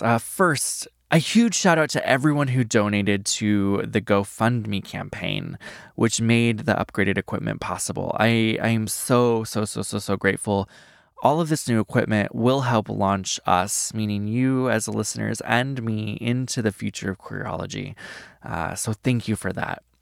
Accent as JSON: {"language": "English", "region": "Iowa", "country": "United States", "tie": "born or raised there", "said": "I grew up in Iowa"}